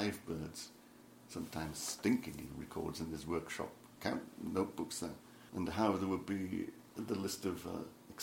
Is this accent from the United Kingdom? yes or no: yes; Tyneside, North East England, United Kingdom; I was born on Tyneside. I'm a Geordie, is what they call the people from Tyneside